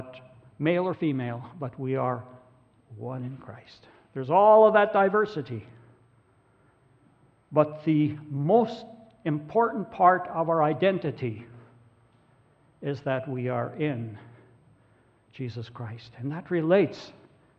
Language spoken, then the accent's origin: English; Grande Prairie, Alberta, Canada; I'm Norwegian, or I'm a farmer, grew up around Grand Prairie, Alberta.